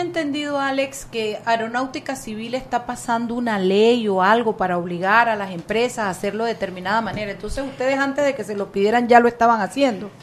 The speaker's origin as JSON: {"language": "Spanish", "country": "Panama", "said": "lo orgullosa que yo me siento como panameña"}